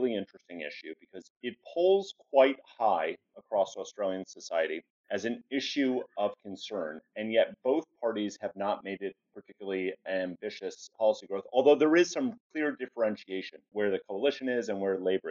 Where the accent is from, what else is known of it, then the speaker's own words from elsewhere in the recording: United States; as an American